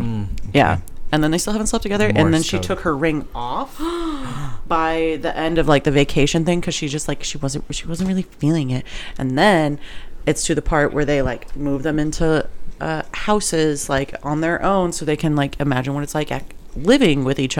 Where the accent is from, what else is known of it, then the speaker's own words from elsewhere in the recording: Missouri, United States; Just hot. Missouri.